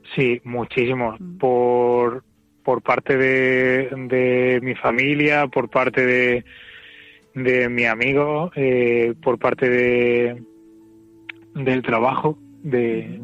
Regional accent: Córdoba, Andalusia, Spain; moved away as an adult; also born or lived in Madrid; soy de aquí soy de Córdoba y me fui allí a trabajar

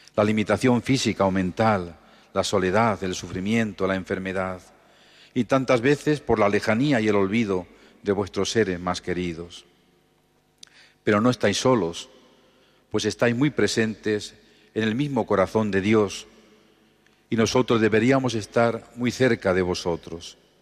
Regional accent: Los Cerralbos, Castilla-La Mancha, Spain; now in Albacete, Spain; mi pueblo natal, los Cerralbos

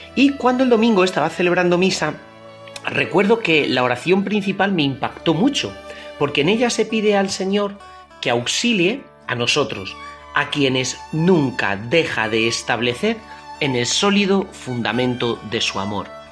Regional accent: Toledo, Castilla-La Mancha, Spain; yo soy de Toledo

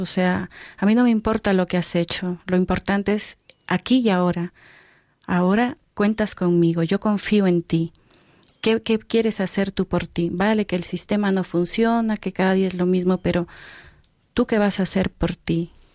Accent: Peru; moved away; son de Perú, de donde yo soy

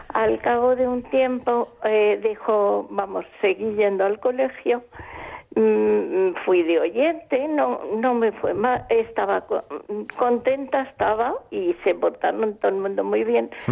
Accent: Palma, Balearic Islands, Spain; yo nací en Palma de Mallorca, ya lo sabéis con una familia mm, creyente. Entonces mi vida fue normal yendo al colegio de niña

